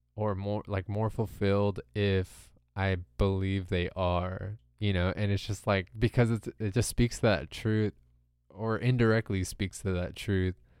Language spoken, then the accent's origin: English; Southern California, United States; I grew up in America, you know, in Southern California